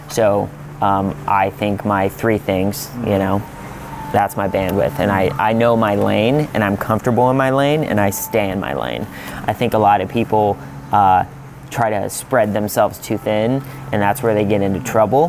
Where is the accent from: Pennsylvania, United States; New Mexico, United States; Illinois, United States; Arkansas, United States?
Pennsylvania, United States; Pittsburgh; I'm from Pittsburgh, so naturally I worked a lot with the Pittsburgh Steelers.